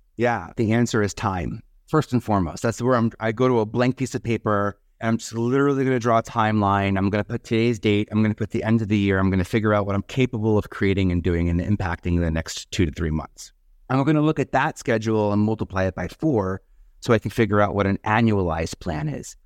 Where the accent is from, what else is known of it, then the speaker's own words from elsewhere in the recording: New York City, New York, United States; now in Brooklyn, United States; I'm originally from Staten Island